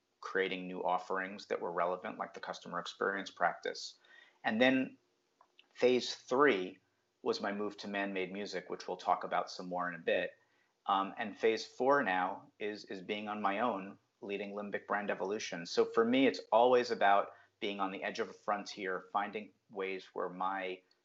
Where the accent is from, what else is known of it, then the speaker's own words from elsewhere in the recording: New Jersey, United States; also born or lived in Brooklyn, New York; Well, I grew up in New Jersey, just a little bit south of New York City. I was actually born in Brooklyn, New York.